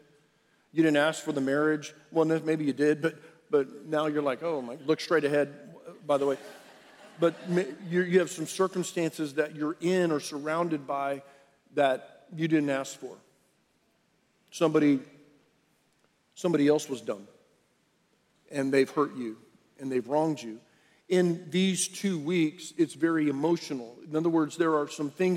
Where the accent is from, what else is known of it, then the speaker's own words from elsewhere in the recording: Rio Grande Valley, Texas, United States; moved away; I'm from the Rio Grande Valley